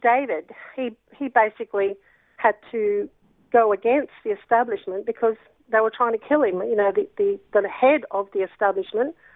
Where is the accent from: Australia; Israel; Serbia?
Australia; I like being Australian.